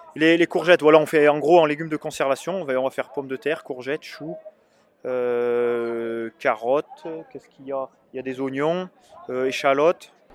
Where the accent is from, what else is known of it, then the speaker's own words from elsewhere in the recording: Haute-Loire, Auvergne-Rhône-Alpes, France; j'ai grandi en Haute-Loire dehors toute la journée